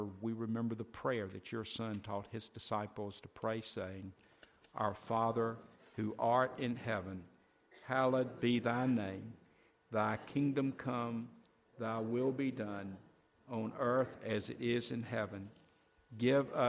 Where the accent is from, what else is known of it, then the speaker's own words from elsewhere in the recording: United States; being an American